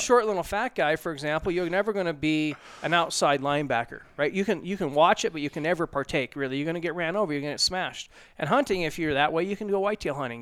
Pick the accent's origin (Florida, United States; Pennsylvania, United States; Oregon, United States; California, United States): Oregon, United States; I grew up in Oregon